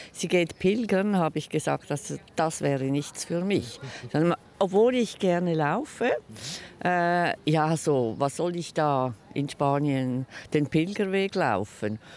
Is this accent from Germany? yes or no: no; Zurich, Switzerland; Und ich komme aus Zürich